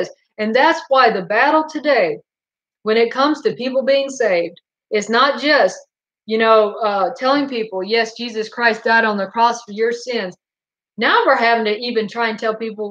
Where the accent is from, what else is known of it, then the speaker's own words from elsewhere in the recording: Goldsboro, North Carolina, United States; also born or lived in Fayetteville, North Carolina; we moved from Goldsboro to Fayetteville, North Carolina.